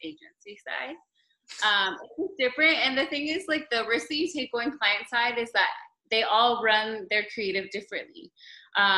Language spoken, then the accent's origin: English; Los Angeles, California, United States; moved away as an adult; now in Miami, United States; I'm originally from Los Angeles, but I've been in Miami for the last going on 8 years